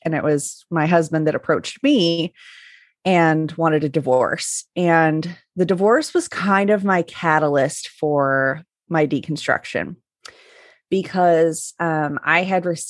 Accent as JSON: {"language": "English", "region": "Northern Utah", "country": "United States", "tie": "born or raised there", "said": "I did grow up in Northern Utah, so right near Mormon Mecca there."}